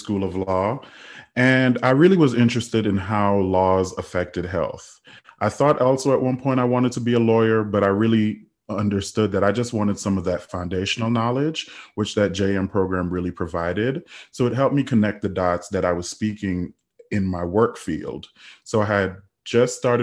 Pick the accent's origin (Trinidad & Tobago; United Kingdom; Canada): Trinidad & Tobago; also born or lived in United States Virgin Islands; now in United States; I'm originally from the United States Virgin Islands. I grew up in Trinidad, and I immigrated to the United States back in 2005